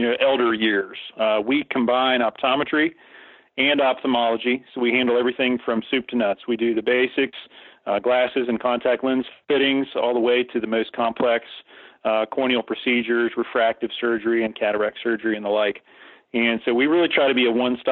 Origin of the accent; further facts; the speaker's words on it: South Charleston, West Virginia, United States; also born or lived in Memphis, Tennessee; I was born and raised here in the Kanawha Valley, started my life in South Charleston, and moved over into the George Washington School District as a junior high kid